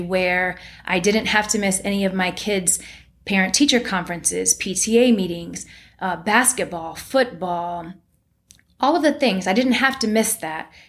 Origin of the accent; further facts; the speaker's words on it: Cleveland, Ohio, United States; I come from Cleveland, Ohio, where my family was middle class at best